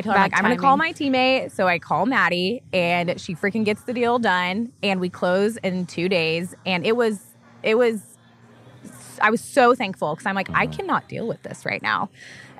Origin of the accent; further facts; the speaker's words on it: Tulsa, Oklahoma, United States; now in Oklahoma City, United States; I grew up in Tulsa, Oklahoma.